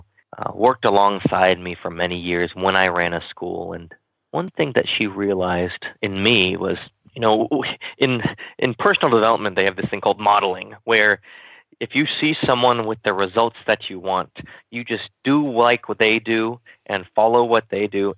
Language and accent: English; Kansas, United States; when I was young, I grew up in Kansas